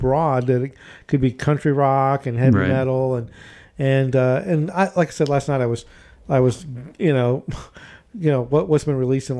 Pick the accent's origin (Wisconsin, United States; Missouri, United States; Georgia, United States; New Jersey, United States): Georgia, United States; Atlanta; we had Turtles records and tapes where I grew up in Atlanta.